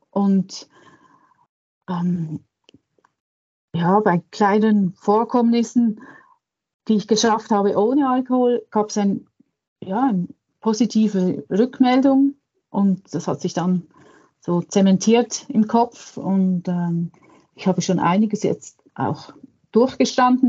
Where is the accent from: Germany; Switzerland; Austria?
Switzerland; bei uns in der Schweiz